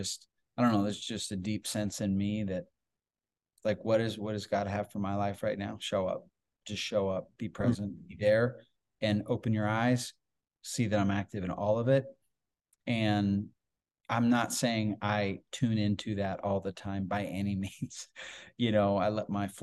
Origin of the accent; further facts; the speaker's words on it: Iowa, United States; I grew up primarily in Iowa, grew up on a farm.